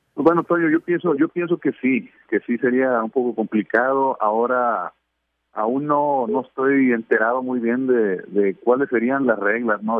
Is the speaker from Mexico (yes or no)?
yes; Mexico; siempre he sido súper orgulloso de ser mexicano